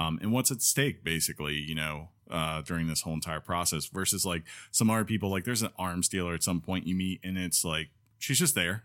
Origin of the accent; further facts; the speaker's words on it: Northeast, United States; now in Columbus, United States; I grew up in the Northeast